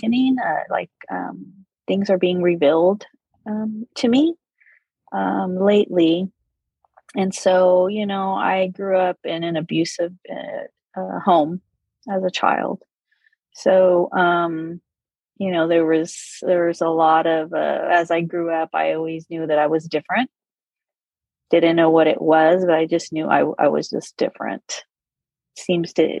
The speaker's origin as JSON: {"language": "English", "region": "California", "country": "United States", "tie": "born or raised there", "said": "I grew up in California, and I'm Hispanic"}